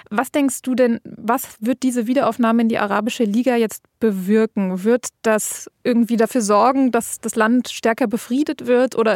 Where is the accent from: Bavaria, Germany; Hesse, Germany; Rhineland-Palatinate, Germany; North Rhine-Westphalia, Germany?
Rhineland-Palatinate, Germany; Ich bin allerdings auch im Westerwald aufgewachsen und nicht in Los Angeles.